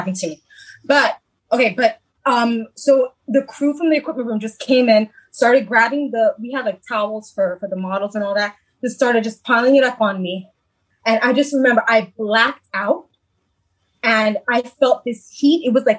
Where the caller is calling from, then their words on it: Bronx, New York, United States; I'm in the Bronx. I'm Bronx, New York, girl.